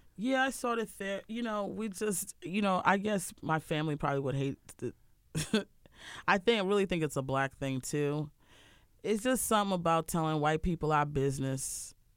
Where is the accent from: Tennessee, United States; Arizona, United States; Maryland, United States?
Maryland, United States; Harford County; moved away; also born or lived in Baltimore, Maryland; I grew up in Harford County, which is very boring